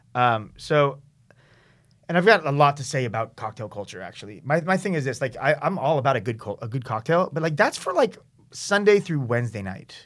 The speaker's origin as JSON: {"language": "English", "town": "San Diego", "region": "California", "country": "United States", "tie": "born or raised there", "moved": "yes", "lives_now": "San Francisco, United States", "said": "I grew up in San Diego"}